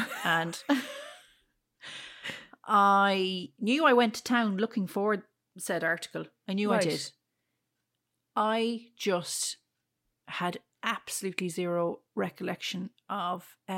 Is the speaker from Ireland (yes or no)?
yes; Ireland; it's not a name we would have come across growing up in Ireland, really, so.